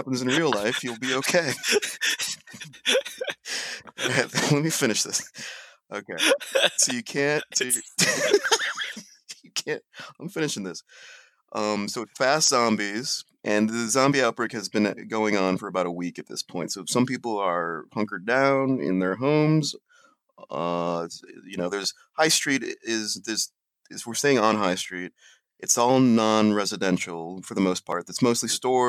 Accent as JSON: {"language": "English", "area": "a suburb north of Columbus", "region": "Ohio", "country": "United States", "tie": "born or raised there", "said": "we're both from the Columbus area. And this one is going to involve the Central Ohio area. And we grew up in a suburb north of Columbus"}